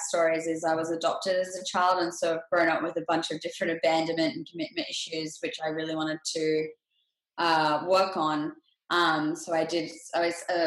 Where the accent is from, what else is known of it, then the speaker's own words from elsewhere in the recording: Australia; now in Los Angeles, United States; I grew up in Australia and I currently live in Los Angeles, California.